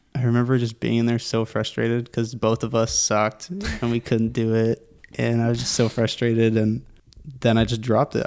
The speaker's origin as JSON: {"language": "English", "town": "Pickering", "region": "Ontario", "country": "Canada", "tie": "born or raised there", "also_born_or_lived": "Whitby, Ontario", "said": "Lived in Durham region my whole life"}